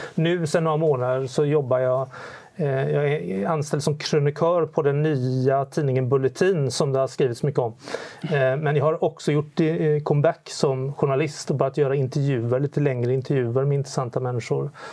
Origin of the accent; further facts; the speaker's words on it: Sweden; vi svenskar